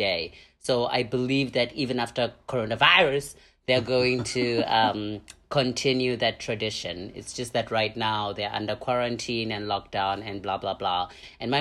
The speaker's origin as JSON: {"language": "English", "town": "Pretoria", "region": "Gauteng", "country": "South Africa", "tie": "born or raised there", "also_born_or_lived": "Thailand", "moved": "yes", "lives_now": "Hanoi, Vietnam", "said": "I'm from South Africa. I grew up there. I was born in a township called Attridgeville."}